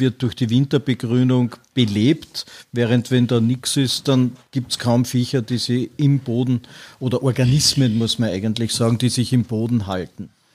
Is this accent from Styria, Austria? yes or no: no; Vienna, Austria; ich bin in Wien aufgewachsen